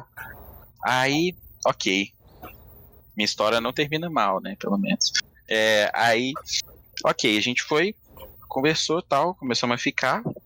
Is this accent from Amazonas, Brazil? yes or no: no; Belo Horizonte, Minas Gerais, Brazil; moved away; also born or lived in São Paulo; mó sotaque da minha cidade